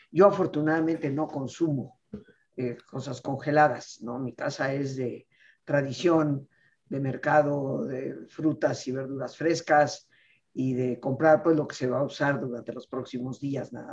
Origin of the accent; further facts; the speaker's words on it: Yucatán, Mexico; Y bueno, cochinita pibil, pues es de mi tierra.